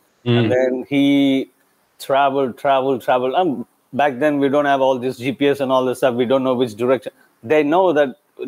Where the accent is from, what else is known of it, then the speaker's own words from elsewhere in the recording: South India, India; moved away as an adult; now in Vietnam; I'm an Indian who's supposed to be from South, okay? I'm an Indian from South